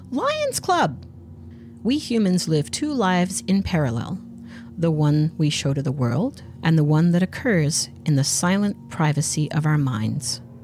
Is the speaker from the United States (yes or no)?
no; Australia; I'm Australian